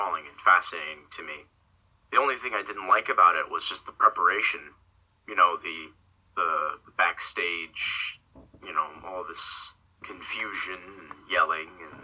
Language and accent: English; Cambridge, Maryland, United States; also born or lived in Dunkirk, New York / Virginia; now in Florida, United States; I come from a small town in New York, Dunkirk, in New York, I believe it's called. It's where I was born. I lived there for a couple of years, I spent most of my life in Maryland, in a small town called Cambridge